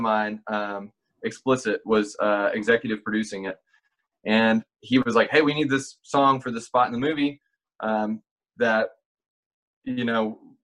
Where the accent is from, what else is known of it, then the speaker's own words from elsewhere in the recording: Meridian, Mississippi, United States; now in Nashville, United States; I'm from a town called Meridian